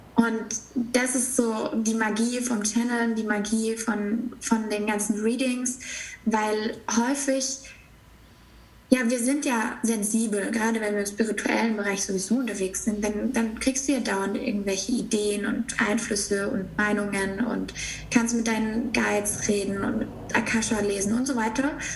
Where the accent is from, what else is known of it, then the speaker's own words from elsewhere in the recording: near Stuttgart, Baden-Württemberg, Germany; ich bin aufgewachsen in der Nähe von Stuttgart